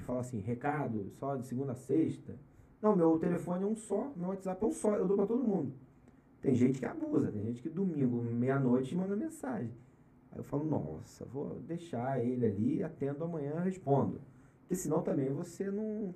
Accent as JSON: {"language": "Portuguese", "town": "Araruama", "region": "Rio de Janeiro", "country": "Brazil", "tie": "born or raised there", "moved": "as an adult", "lives_now": "São Paulo, Brazil", "said": "Eu nasci e fui criado em Araruama, estado do Rio de Janeiro, região dos lagos"}